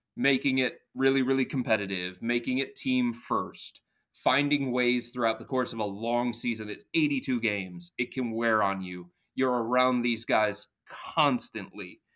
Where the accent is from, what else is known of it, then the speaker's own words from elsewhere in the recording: Cleveland, Ohio, United States; I was born and raised in Cleveland. I've been here my entire life